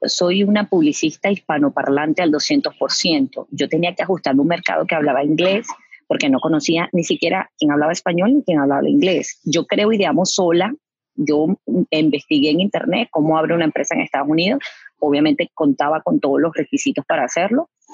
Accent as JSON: {"language": "Spanish", "country": "Venezuela", "moved": "as an adult", "lives_now": "Houston, United States", "said": "yo vengo de Venezuela. En Venezuela yo pasé a trabajar en, agencias publicitarias"}